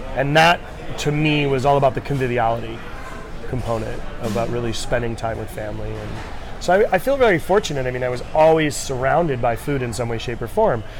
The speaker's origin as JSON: {"language": "English", "region": "Rhode Island", "country": "United States", "tie": "born or raised there", "moved": "yes", "said": "I grew up in New England, uh, Rhode Island to be specific"}